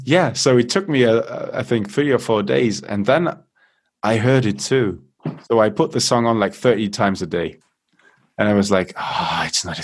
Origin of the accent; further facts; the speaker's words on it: Munich, Bavaria, Germany; born there; So I'm half British, half German. So I never considered myself German in any way. So I kind of look at them from an outward perspective. I was born in Munich, by the way, so I'm probably more German than I want to admit.